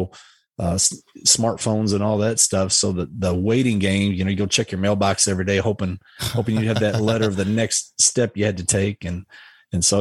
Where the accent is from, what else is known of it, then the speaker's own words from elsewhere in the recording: Louisville, Kentucky, United States; moved away as an adult; I grew up in Louisville my entire life